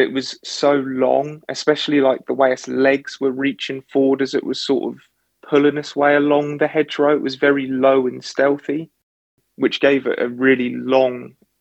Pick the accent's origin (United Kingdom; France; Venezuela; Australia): United Kingdom; Suffolk, East of England; growing up in Suffolk